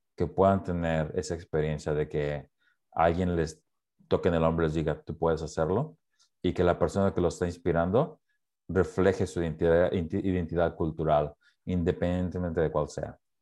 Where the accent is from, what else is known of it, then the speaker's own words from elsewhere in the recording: Mexico; now in Portland, United States; crecí en México